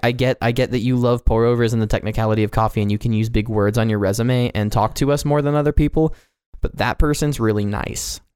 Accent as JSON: {"language": "English", "area": "Johnson County", "region": "Kansas", "country": "United States", "tie": "born or raised there", "also_born_or_lived": "Pasadena, California", "moved": "yes", "lives_now": "Montana, United States", "said": "I actually went to live in, uh, Johnson County with a an overall populace of approximately one point two million people in a city"}